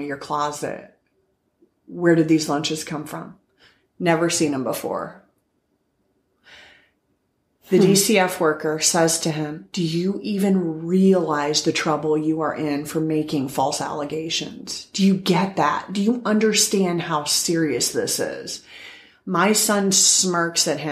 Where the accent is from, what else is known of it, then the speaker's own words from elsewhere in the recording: Iowa, United States; moved away; I'm from Iowa